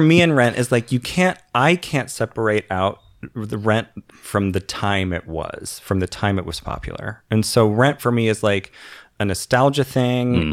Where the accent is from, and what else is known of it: Oklahoma, United States; born or raised there